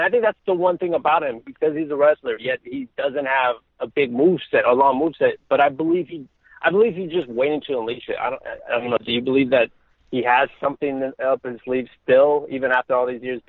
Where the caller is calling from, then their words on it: Los Angeles, California, United States; Hi, this is …, and I'm from Los Angeles, California.